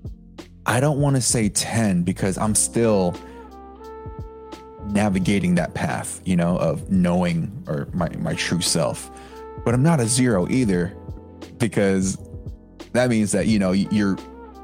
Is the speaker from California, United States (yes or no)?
yes; the Bay Area, California, United States; I'm from the Bay